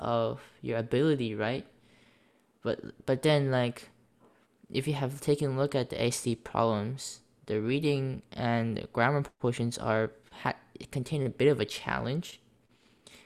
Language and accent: English; United States; I have been born and raised in the United States